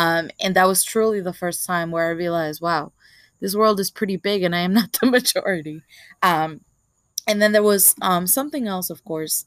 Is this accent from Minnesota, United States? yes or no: no; New York City, New York, United States; growing up in Marcy Projects, I was always surrounded by Black and Latinos